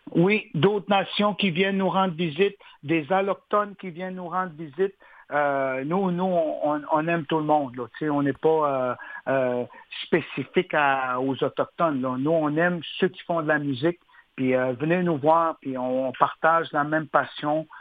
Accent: Uashat mak Mani-utenam, Quebec, Canada; nous, on vient de la communauté d'Ouachat-Macmayutenam. Oui. On, on, on, habite la côte nord, puis on, on, est bien chez nous.

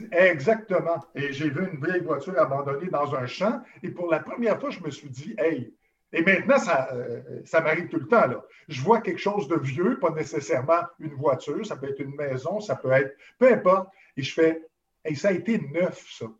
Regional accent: Montreal, Quebec, Canada; je suis allé me promener dans Verdun, qui est ma ville natale

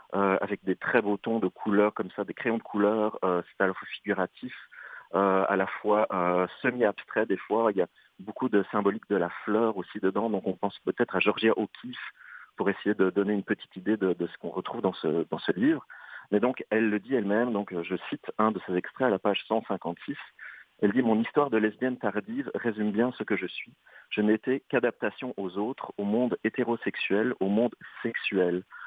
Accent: Belgium; accent: Belgian; now in Canada; tu remarques à mon accent que je viens plutôt de l'Europe et de la Belgique

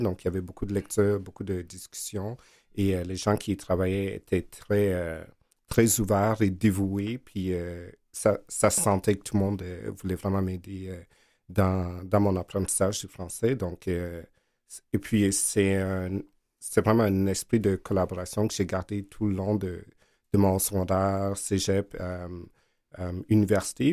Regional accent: Togo; also born or lived in Verdun, Montreal, Canada; now in Montreal, Canada; mes parents parlaient dans notre langue du Togo où je suis né

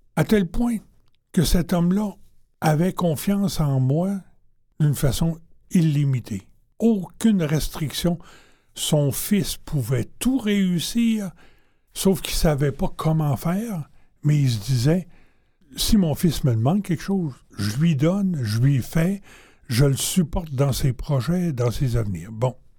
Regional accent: Quebec City, Quebec, Canada; also born or lived in Warwick, Quebec; je suis arrivé à Québec, chez moi

